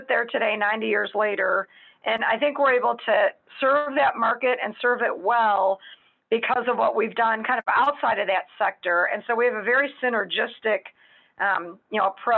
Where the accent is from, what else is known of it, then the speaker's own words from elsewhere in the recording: Chicago, Illinois, United States; moved away as an adult; now in Dallas, United States; I hail from Chicago